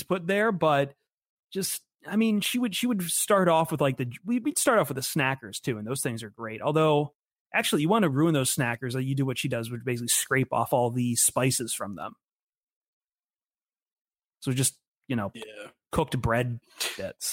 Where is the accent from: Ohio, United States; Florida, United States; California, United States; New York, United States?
Ohio, United States; Toledo; back when we were growing up in Toledo